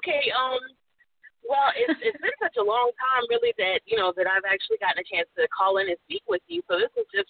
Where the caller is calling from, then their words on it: South Carolina, United States; I'm calling in from South Carolina.